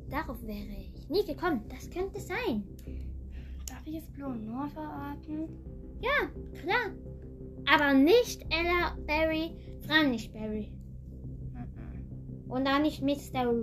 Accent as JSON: {"language": "German", "region": "Thurgau", "country": "Switzerland", "said": "wir kommen aus der Schweiz, aus Thurgau"}